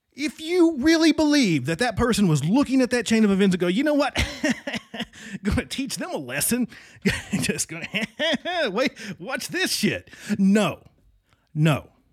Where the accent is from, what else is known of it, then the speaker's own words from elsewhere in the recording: Southwestern Virginia, United States; moved away; my hometown in Southwestern, not West Virginia, Southwestern Virginia.